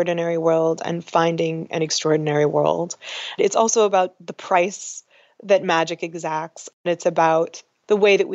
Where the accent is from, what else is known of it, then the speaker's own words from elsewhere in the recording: Los Angeles, California, United States; I grew up in Hollywood